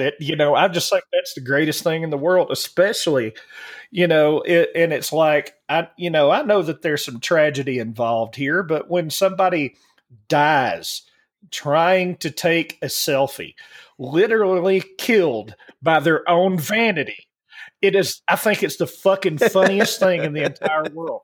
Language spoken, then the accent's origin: English; Alabama, United States; growing up in Alabama